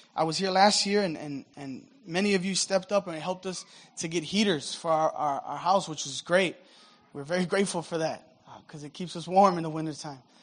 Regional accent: United States; I'm American, I'm a Christian, but I'm not a former Muslim

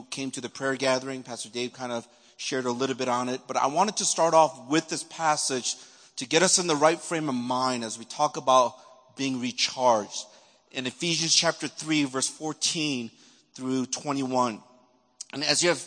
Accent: Chicago, Illinois, United States; moved away; all I knew growing up in Chicago was the suburbs up in Wilmette and all that area up there and the South Side of Chicago

